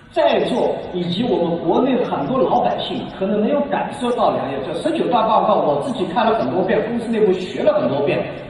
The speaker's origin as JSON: {"language": "Chinese", "country": "China", "said": "我们中国人学习的能力，包容的能力"}